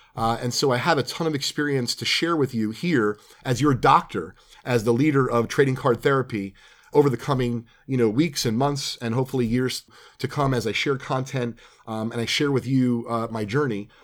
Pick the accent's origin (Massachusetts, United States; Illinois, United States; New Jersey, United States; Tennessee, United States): New Jersey, United States; also born or lived in Brooklyn, New York / Sayreville, New Jersey / Manalapan, New Jersey / Alpine, New Jersey; I was living in Sayreville, New Jersey, but we moved out of there when I was in third grade